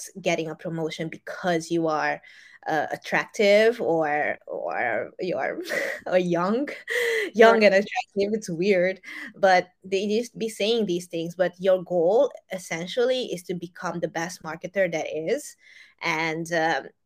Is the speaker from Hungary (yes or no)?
yes; Hungary; moved away; back in the days when I lived in Europe, I grew up in Hungary.